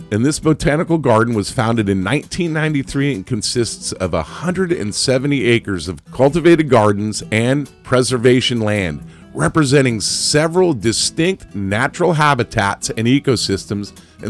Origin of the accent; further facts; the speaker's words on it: Ireland; And I'm Irish, not Italian, but anyway.